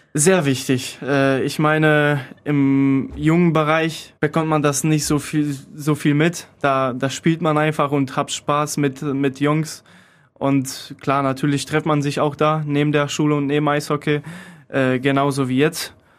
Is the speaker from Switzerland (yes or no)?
no; Poland; German is a second language; now in Krefeld, Germany; Ich komme aus Polen